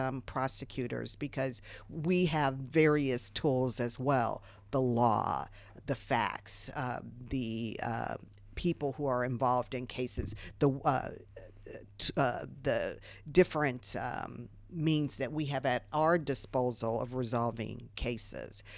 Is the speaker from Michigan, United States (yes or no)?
no; Ohio, United States; moved away; I'm from Ohio originally.